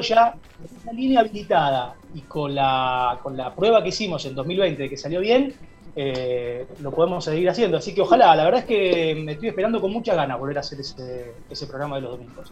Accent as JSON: {"language": "Spanish", "town": "Berabevú", "region": "Santa Fe", "country": "Argentina", "tie": "born or raised there", "moved": "as an adult", "lives_now": "Rosario, Argentina", "said": "las calles de mi pueblo, en donde yo crecí, donde viví hasta los 18 años"}